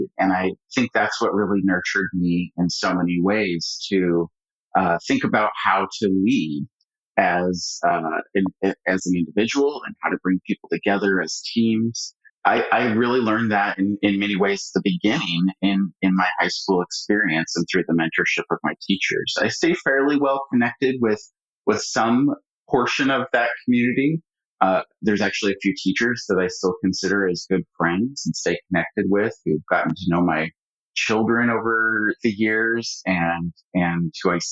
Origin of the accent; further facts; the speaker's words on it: Medford, Oregon, United States; I grew up in Southern Oregon, in the Rogue Valley, Medford, Oregon.